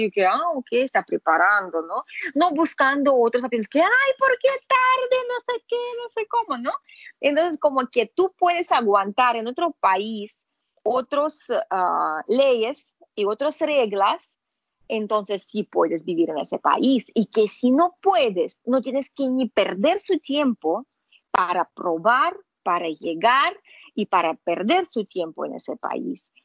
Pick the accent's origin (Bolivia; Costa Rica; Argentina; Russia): Russia; Spanish is a second language; now in Panama; yo no soy gringa, yo soy rusa.